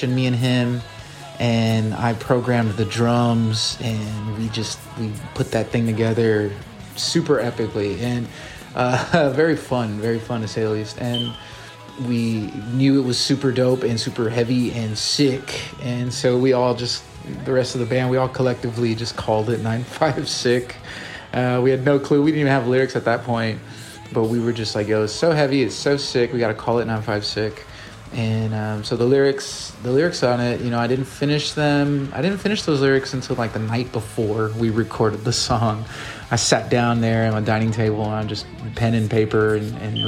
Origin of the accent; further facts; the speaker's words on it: Rio Grande Valley, Texas, United States; I'm super proud of being from the Rio Grande Valley